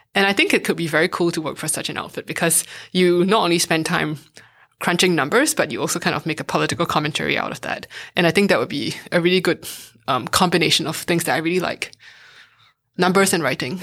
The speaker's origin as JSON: {"language": "English", "country": "Singapore", "tie": "born or raised there", "also_born_or_lived": "United States", "moved": "as an adult", "lives_now": "Berlin, Germany", "said": "I went to a math and science high school when I was growing up in Singapore"}